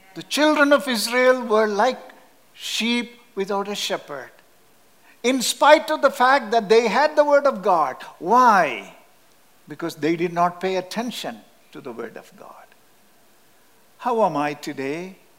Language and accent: English; Kerala, India; English is a second language; moved away; Our native place in southern India is called Kerala.